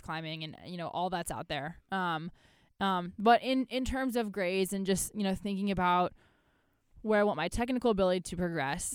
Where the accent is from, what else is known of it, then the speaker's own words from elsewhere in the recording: United States; being an American in Ireland